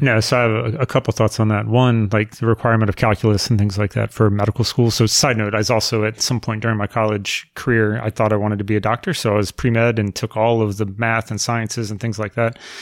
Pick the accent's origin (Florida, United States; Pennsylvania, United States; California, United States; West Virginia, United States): Florida, United States; Melrose; also born or lived in Jacksonville, Florida / Middleburg, Florida; We moved to my house in Melrose when I was, uh, in middle school, and I've lived at the same house ever since